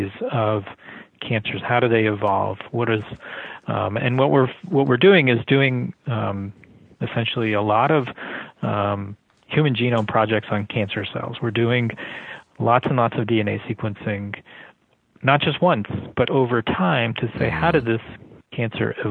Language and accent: English; Miami, Florida, United States; also born or lived in North Carolina; when I was growing up in Miami